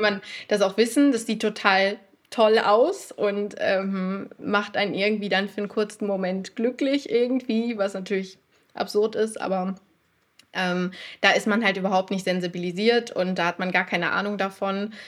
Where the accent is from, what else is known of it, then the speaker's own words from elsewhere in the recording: North Rhine-Westphalia, Germany; ich komme aus NRW